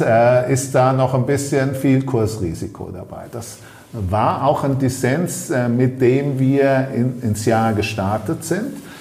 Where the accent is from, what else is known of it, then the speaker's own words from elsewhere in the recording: Germany; also born or lived in Ostholstein; wir als Deutsche